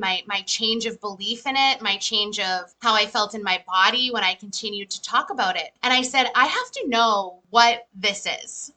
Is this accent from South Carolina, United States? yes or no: no; Methuen, Massachusetts, United States; I live in USA, so I'm from Methuen, Massachusetts, and I live here with my husband